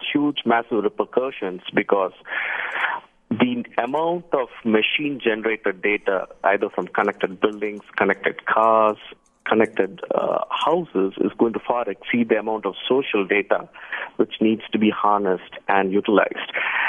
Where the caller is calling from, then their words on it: Bangalore, Karnataka, India; I'm calling from Bangalore, India.